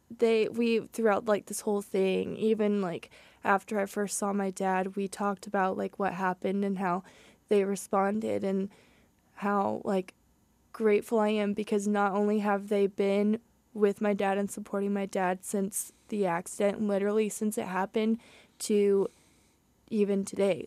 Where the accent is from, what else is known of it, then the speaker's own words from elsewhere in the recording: Southern Indiana, United States; moved away as an adult; I'm from Southern Indiana, so it's a lot hillier, um, than around here at H U